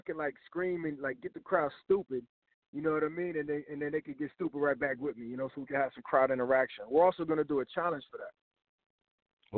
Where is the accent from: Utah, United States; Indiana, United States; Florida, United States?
Florida, United States; Tampa; also born or lived in Miami, Florida; I'm from I'm from Tampa, Florida